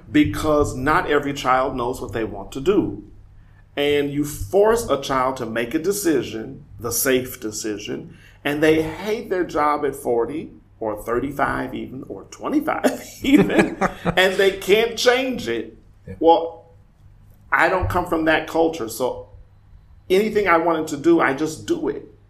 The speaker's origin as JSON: {"language": "English", "town": "Omaha", "region": "Nebraska", "country": "United States", "also_born_or_lived": "Weimar, Germany", "moved": "as an adult", "lives_now": "Berlin, Germany", "said": "I'm from Omaha, Nebraska"}